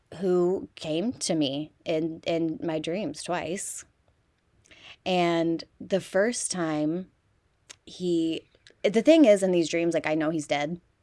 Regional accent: Midwest, United States; we're from the Midwest

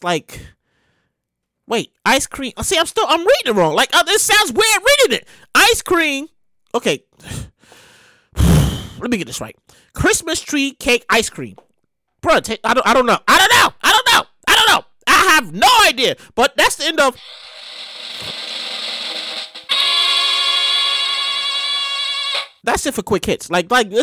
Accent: New York City, New York, United States; I'm from Brooklyn

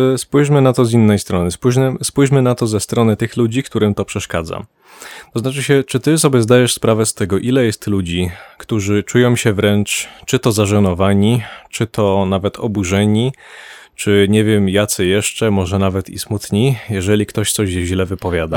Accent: Poland; ja Polakiem jestem

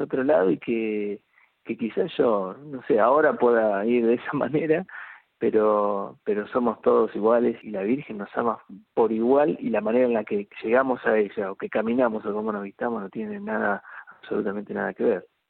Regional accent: América, Buenos Aires Province, Argentina; moved away; yo viví 30 años en Buenos Aires y hace muy poco tiempo, hace unos cuatro meses, eh, nos vinimos a, a, América, provincia de Buenos Aires, que es el pueblo donde, donde nací

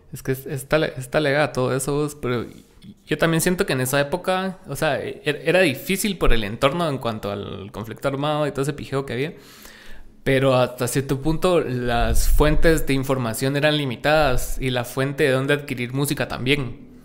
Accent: Guatemala; estamos segmentados aquí como música guatemalteca

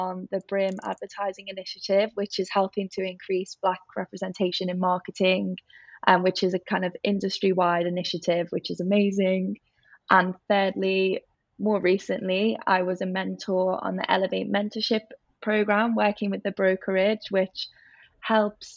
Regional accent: Liverpool, North West England, United Kingdom; accent: Scouse; moved away as an adult; also born or lived in Bath; as you can probably guess from my accent, I'm from Liverpool

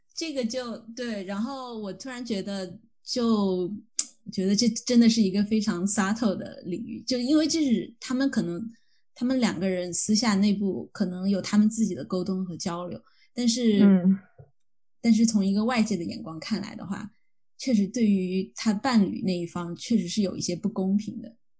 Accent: China; moved away; 我说我是中国来的

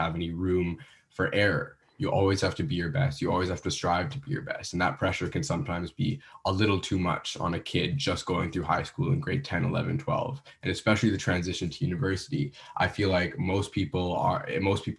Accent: Vancouver, British Columbia, Canada; moved away as an adult; now in Ottawa, Canada; I'm originally from Vancouver

